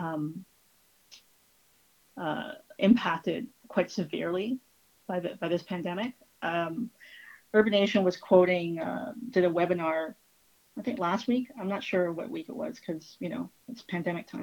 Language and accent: English; Toronto, Ontario, Canada; I was born in Toronto and I lived here all my life